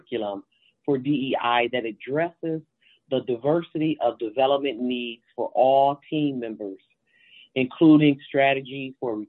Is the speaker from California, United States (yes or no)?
no; Grand Rapids, Michigan, United States; I am from Grand Rapids, Michigan